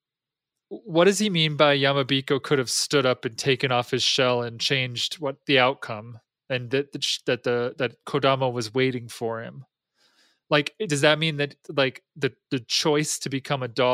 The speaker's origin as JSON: {"language": "English", "region": "New England", "country": "United States", "said": "I'm from New England"}